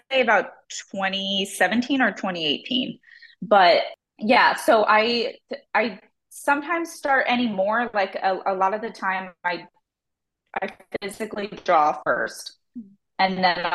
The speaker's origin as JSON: {"language": "English", "town": "Tempe", "region": "Arizona", "country": "United States", "tie": "born or raised there", "also_born_or_lived": "Phoenix / Seattle", "said": "I grew up in Tempe"}